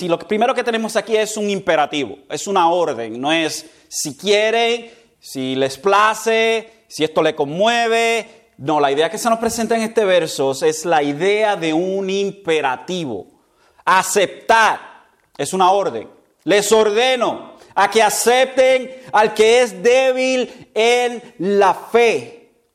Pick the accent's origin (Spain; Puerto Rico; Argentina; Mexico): Puerto Rico; nosotros como puertorriqueños